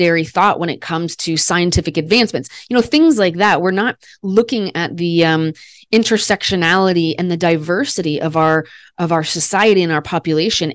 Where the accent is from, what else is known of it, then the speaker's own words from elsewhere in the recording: Des Moines, Iowa, United States; I was the first baby born on Mother's Day in my hometown. I'm from Des Moines, Iowa